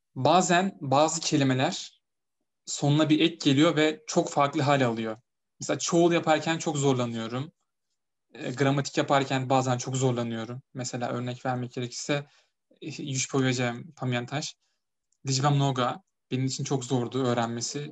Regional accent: Turkey; now in Poland; Ben de Türk'üm

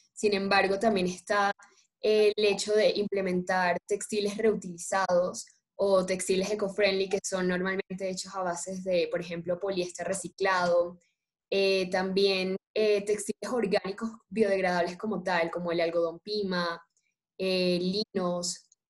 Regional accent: Colombia; acá en Colombia tenemos infinidades de fibras

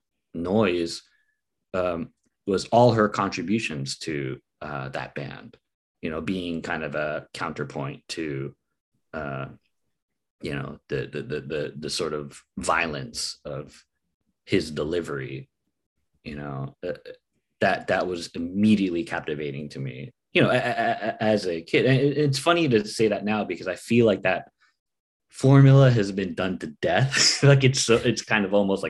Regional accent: United States; a Filipino American

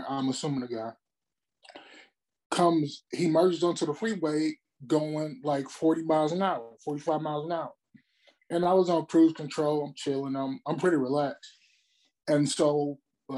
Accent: Memphis, Tennessee, United States; moved away as an adult; also born or lived in Mobile, Alabama; now in California, United States; I'm originally from Mobile, Alabama, but I grew up in Memphis, Tennessee

